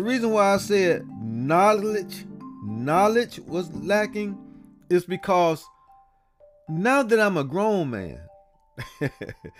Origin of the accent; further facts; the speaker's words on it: Columbus, Georgia, United States; growing up in Columbus, Georgia